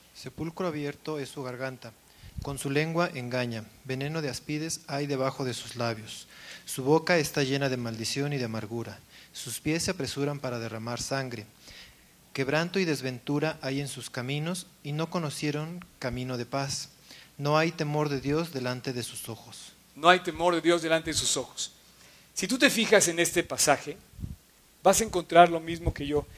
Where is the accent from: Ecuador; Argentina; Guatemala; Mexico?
Mexico; Me fui a un viaje fuera de México un año y cuando regreso lo veo transformado